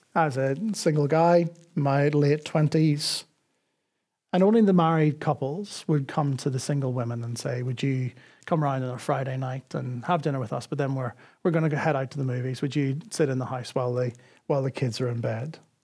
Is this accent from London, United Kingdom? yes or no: no; Northern Ireland, United Kingdom; now in Dublin, Ireland; I grew up in Northern Ireland